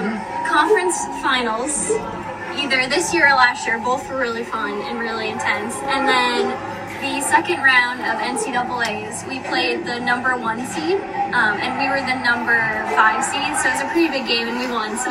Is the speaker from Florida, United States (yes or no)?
no; North Andover, Massachusetts, United States; I'm from North Andover, Massachusetts.